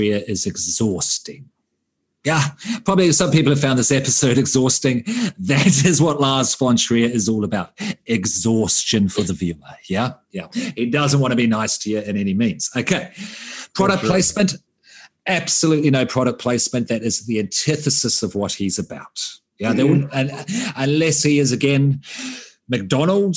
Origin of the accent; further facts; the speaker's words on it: Australia; I know I'm the Australian here. I know I'm the foreigner as well.